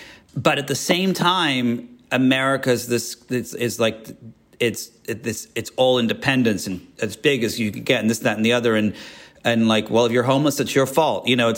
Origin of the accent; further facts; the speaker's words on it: England, United Kingdom; And, you know, growing up in England, like you felt the history.